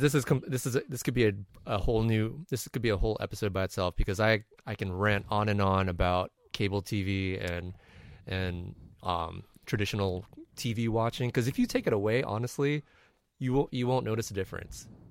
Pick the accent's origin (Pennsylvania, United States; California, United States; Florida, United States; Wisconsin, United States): California, United States; San Diego; moved away; out of San Diego, my hometown.